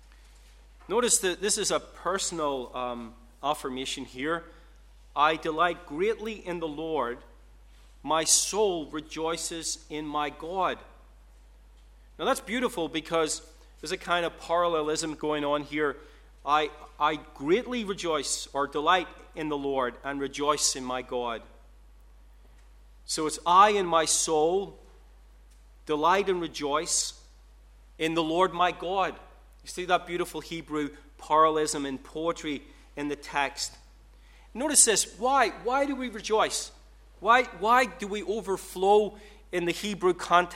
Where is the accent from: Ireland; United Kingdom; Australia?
Ireland; I'm Irish